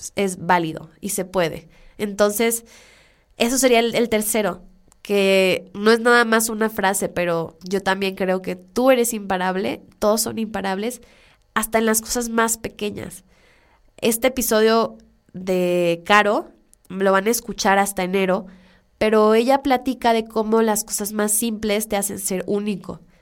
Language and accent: Spanish; Culiacán, Sinaloa, Mexico; moved away; yo soy de Culiacán, soy orgullosamente culichi